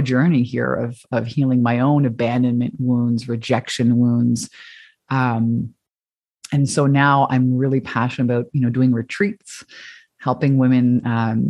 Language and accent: English; Canada; now in Hawaii, United States; I'm Canadian like you and moved to Hawaii